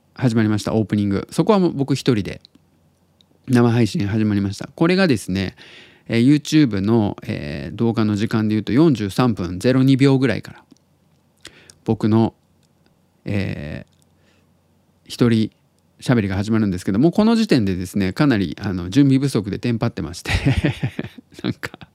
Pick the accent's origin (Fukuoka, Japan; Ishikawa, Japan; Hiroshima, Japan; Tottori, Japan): Tottori, Japan; now in Osaka, Japan; 鳥取生まれギターポップ育ちの刑事です大阪市在住です